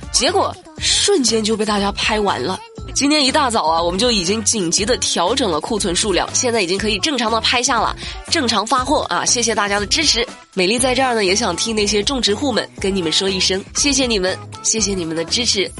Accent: China; 作为一个中国人

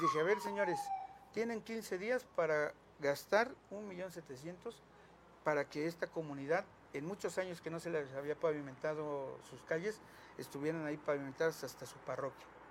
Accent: Mexico; la casa donde me crié, nací junto con mis papás, que está ahí en el centro

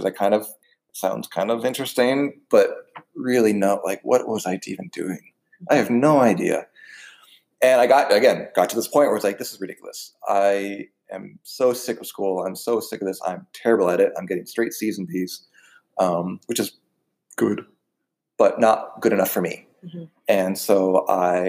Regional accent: Wilton, Connecticut, United States; moved away; I grew up in Southwest Connecticut. I'm in Wilton, Connecticut

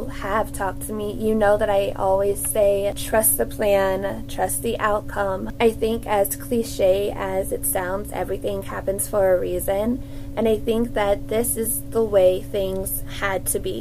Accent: Cincinnati, Ohio, United States; I am from the Cincinnati area

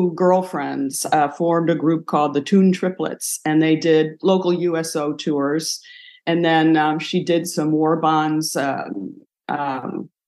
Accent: Buffalo, New York, United States; moved away as an adult; I grew up in Buffalo, New York, and my whole family is still there

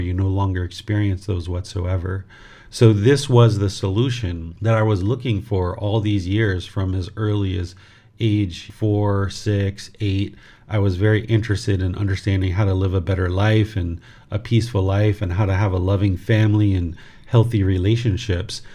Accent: southern Maryland, United States; moved away as an adult; also born or lived in Washington, D.C.; now in Thailand; I was born in Washington, D.C., and I grew up in southern Maryland, which is in the United States of America.

